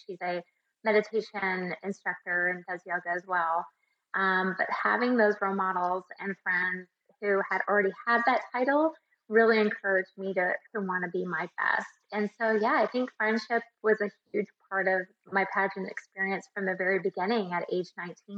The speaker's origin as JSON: {"language": "English", "town": "Tucson", "region": "Arizona", "country": "United States", "said": "I'm actually from Tucson and won Mrs. Tucson."}